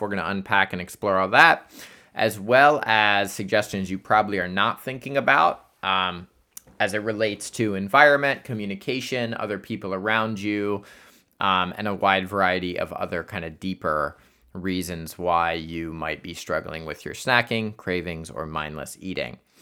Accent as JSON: {"language": "English", "town": "Columbus", "region": "Ohio", "country": "United States", "tie": "born or raised there", "said": "Columbus, Ohio, because that is my hometown."}